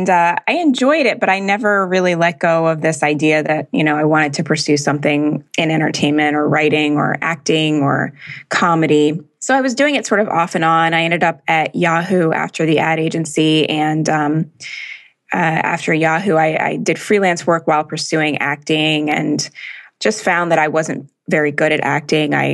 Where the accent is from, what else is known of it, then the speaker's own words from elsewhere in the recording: Jamaica; born there; my whole family's from Jamaica, and I was born in Jamaica.